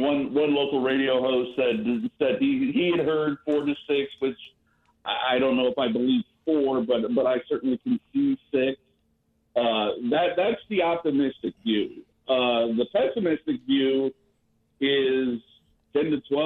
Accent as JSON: {"language": "English", "region": "Ohio", "country": "United States", "also_born_or_lived": "Kentucky", "moved": "yes", "said": "I'm actually from Ohio, but I'm a UK alumnus"}